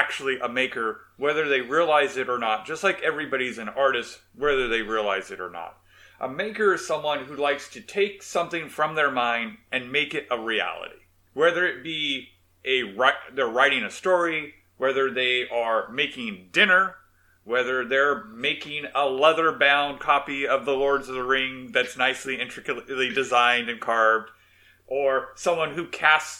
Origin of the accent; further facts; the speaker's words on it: Inland Empire, California, United States; also born or lived in Fresno, California; now in Lemoore, United States; also from the Inland Empire. But I moved up to the Fresno area